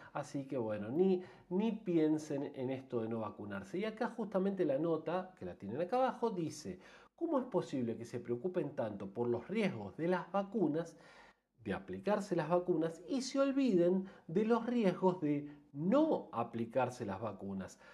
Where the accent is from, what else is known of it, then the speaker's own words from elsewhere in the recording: Argentina; yo soy argentino